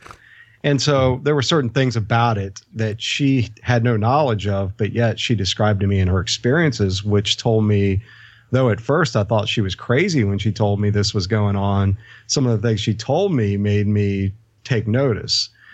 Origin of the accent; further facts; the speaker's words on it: United States; growing up in the States